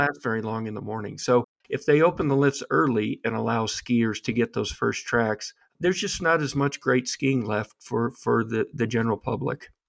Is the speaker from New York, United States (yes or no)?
no; Aspen, Colorado, United States; growing up in Aspen, the ski culture